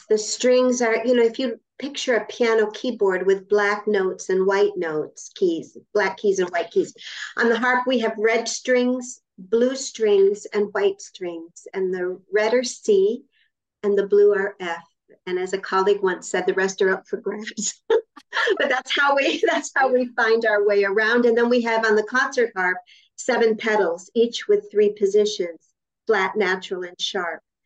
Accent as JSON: {"language": "English", "town": "Rochester", "region": "New York", "country": "United States", "tie": "born or raised there", "also_born_or_lived": "Vancouver", "moved": "yes", "lives_now": "New York, United States", "said": "I was born upstate New York. I was born okay. in Rochester, New York"}